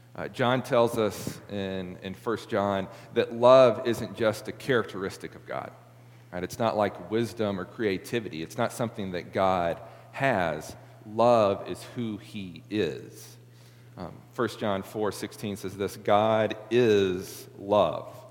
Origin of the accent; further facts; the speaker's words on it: Middle Tennessee, United States; now in Memphis, United States; I came from Middle Tennessee